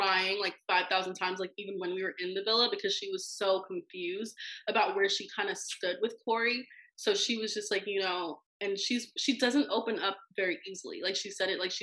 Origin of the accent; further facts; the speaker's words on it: Florida, United States; I'm from Florida